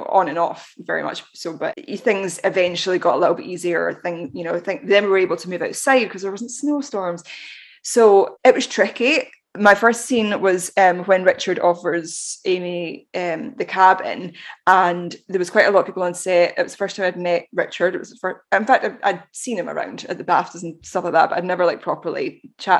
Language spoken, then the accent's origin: English; Glasgow, Scotland, United Kingdom; we're both from Glasgow